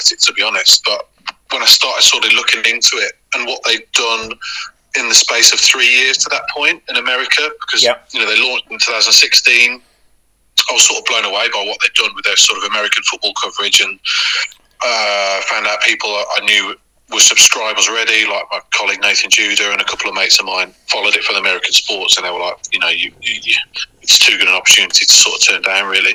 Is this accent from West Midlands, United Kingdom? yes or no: yes; Wombourne, West Midlands, United Kingdom; I grew up in Womburn